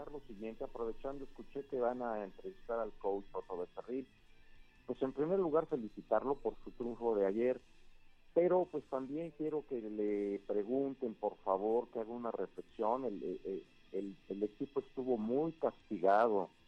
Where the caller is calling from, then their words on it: Toluca, State of Mexico, Mexico; Buenos días … de la ciudad de Toluca.